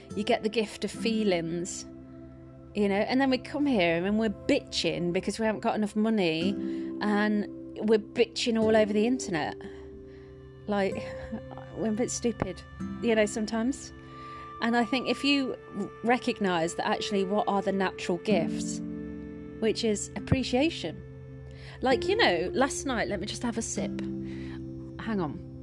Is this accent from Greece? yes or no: no; United Kingdom; moved away as an adult; also born or lived in Twickenham; I'm from the Midlands and I moved to Twickenham